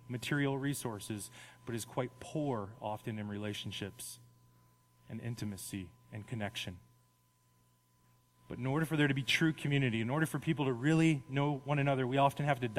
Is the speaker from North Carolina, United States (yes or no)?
no; Las Vegas, Nevada, United States; I grew up in Las Vegas.